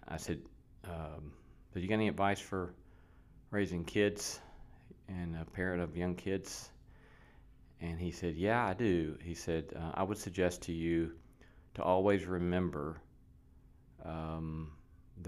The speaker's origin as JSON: {"language": "English", "region": "Alabama", "country": "United States", "tie": "born or raised there", "moved": "yes", "said": "I grew up in Alabama"}